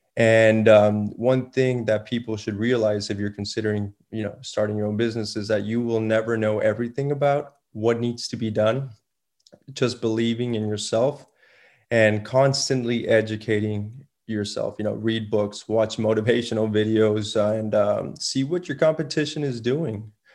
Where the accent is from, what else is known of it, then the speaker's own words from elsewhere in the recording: Laredo, Texas, United States; also born or lived in San Antonio; I was born and raised in Laredo